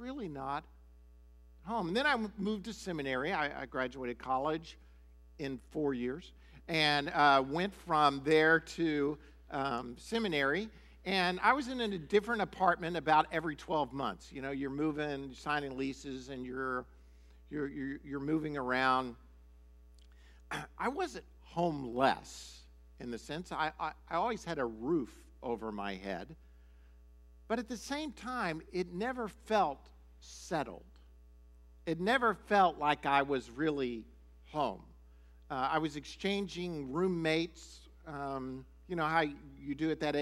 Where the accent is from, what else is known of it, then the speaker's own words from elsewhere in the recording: Miami, Florida, United States; moved away as an adult; also born or lived in Shawnee, Oklahoma; I was raised or went to high school in Miami, Florida